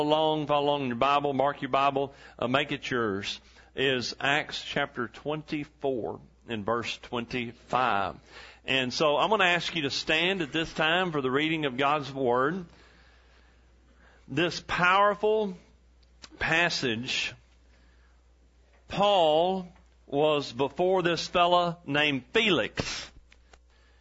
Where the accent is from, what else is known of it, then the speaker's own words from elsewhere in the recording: Huntington, Texas, United States; also born or lived in Lufkin, Texas; The town where I grew up, Huntington, Texas, and I was born in Lufkin, Texas